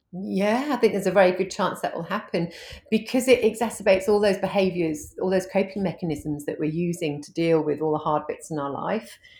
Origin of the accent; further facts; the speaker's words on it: United Kingdom; moved away as an adult; now in Hervey Bay, Australia; I'm an Aussie mum of two, but I'm originally from the U K, and I've only been in Australia for, um, ten years, uh, twelve years